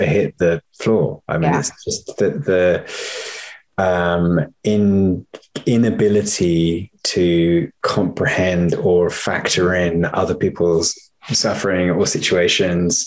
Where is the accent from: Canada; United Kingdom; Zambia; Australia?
United Kingdom; now in United States; as a British filmmaker living in the US and working here